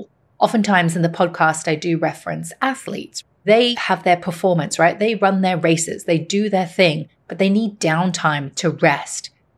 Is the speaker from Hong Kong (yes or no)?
yes; Hong Kong; My mother is Chinese. My father is Irish, and I grew up in Hong Kong